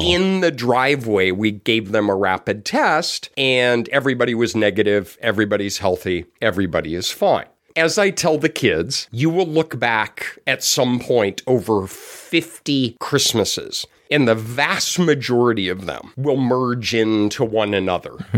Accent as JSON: {"language": "English", "town": "Denver", "region": "Colorado", "country": "United States", "tie": "born or raised there", "moved": "yes", "said": "I grew up in Denver."}